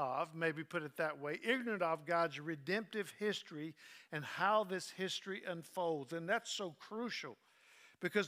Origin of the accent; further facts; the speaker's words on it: Southern United States, United States; I'm as American as you can get, as Southern as you can get, as countrified as you can get